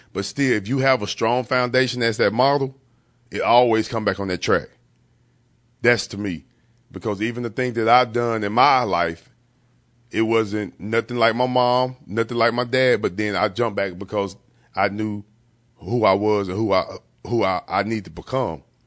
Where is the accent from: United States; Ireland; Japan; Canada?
United States; East Texas; I was a young man at the time growing up in East Texas